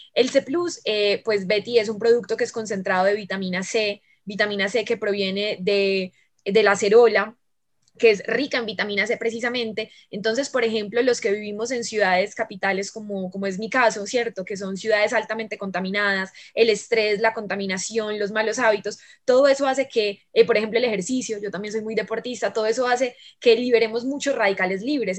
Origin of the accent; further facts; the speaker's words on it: Medellín, Antioquia, Colombia; soy de Medellín